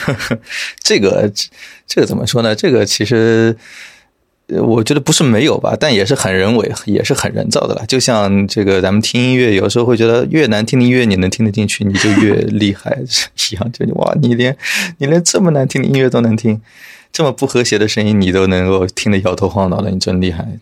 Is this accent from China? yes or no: yes; Shanghai, China; 我从小的确是在上海出生和长大的。但是因为我从上中学开始，我的同桌啊什么的，就是外地人为主，所以我上海话都不是很利索了。 啊，就身边的朋友也是大部分都是外地的朋友。 所以，呃，对，我是一个可能已经有一点洋泾浜的上海人